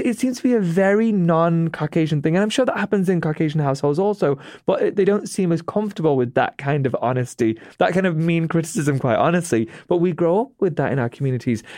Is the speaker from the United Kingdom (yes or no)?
yes; United Kingdom; accent: British